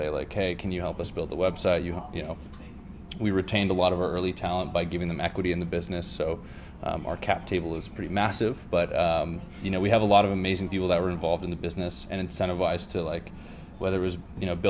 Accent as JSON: {"language": "English", "town": "Toronto", "region": "Ontario", "country": "Canada", "moved": "as an adult", "lives_now": "California, United States", "said": "I moved to California. I'm from Toronto originally"}